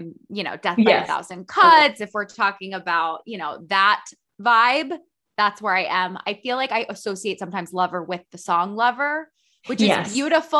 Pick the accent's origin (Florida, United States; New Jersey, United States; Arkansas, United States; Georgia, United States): New Jersey, United States; Princeton; also born or lived in Texas / Illinois / New York; now in Pennsylvania, United States; I grew up in Princeton, New Jersey, but I moved a lot. So I was born in Texas. I lived in Illinois, New Jersey, New York. Now I'm in Pennsylvania.